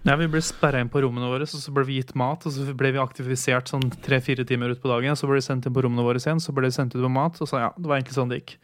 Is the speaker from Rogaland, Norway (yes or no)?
no; Hamar, Innlandet, Norway; moved away; also born or lived in Volda; hjemme i Hamar